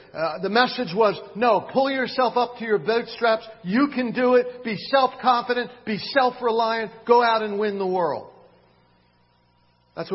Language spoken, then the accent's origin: English; Philadelphia, Pennsylvania, United States; also born or lived in Miami, Florida; now in Sylva, United States; In fact, it was when I moved from Miami, Florida to Silva in 1976. I had grown up in Philadelphia and in Miami. There aren't many mountains.